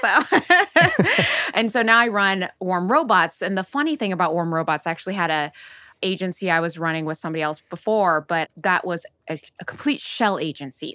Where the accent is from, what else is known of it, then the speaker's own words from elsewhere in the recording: Oakland, California, United States; I grew up in Silicon Valley.